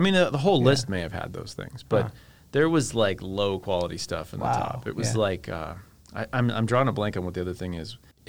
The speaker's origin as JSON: {"language": "English", "country": "United States", "also_born_or_lived": "England", "said": "as an American"}